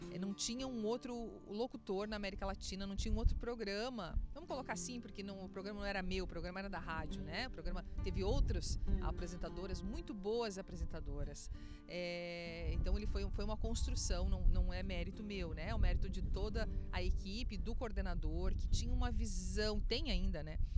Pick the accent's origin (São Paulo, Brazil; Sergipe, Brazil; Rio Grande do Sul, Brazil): Rio Grande do Sul, Brazil; accent: gaúcho; Agora eu tô, tô aqui no Rio Grande do Sul, tô retomando meu sotaque gaúcho.